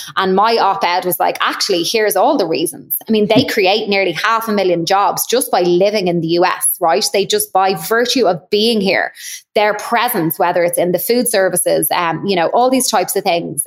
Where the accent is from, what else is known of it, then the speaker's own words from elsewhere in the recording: Ireland; now in Chicago, United States; I obviously will always be Irish